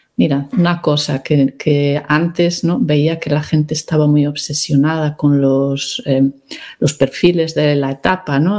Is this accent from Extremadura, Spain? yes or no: no; Galicia, Spain; also born or lived in Ireland; de pequeña pues iba a Santiago con cierta frecuencia